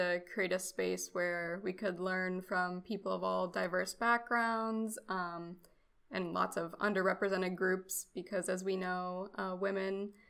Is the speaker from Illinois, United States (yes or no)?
no; Rochester, New York, United States; moved away as an adult; now in Vero Beach, United States; I go by she, her pronouns. I was born near Buffalo in Rochester, New York, so Western New York. And then I moved down to Vero Beach, Florida. And that's where I'm currently at for my master's degree.